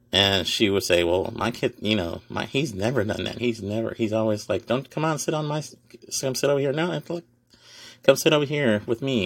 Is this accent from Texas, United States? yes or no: yes; Houston, Texas, United States; also born or lived in Dallas-Fort Worth area; I'm from Houston